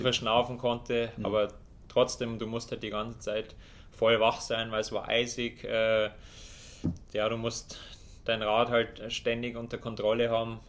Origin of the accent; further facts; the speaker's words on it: Germany; bei uns in Deutschland